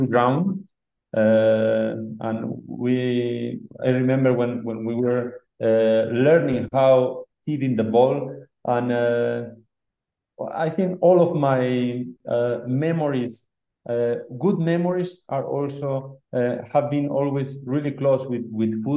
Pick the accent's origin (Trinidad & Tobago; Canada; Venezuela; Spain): Spain; Barakaldo, Basque Country; English is a second language; moved away as an adult; now in Ecuador; I born in Baracaldo. Baracaldo is really close to Bilbao. I spent all my childhood in the Basque country.